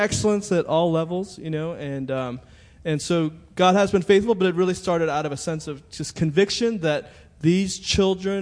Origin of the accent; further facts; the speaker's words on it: Montgomery County, Maryland, United States; I went to high school in Montgomery County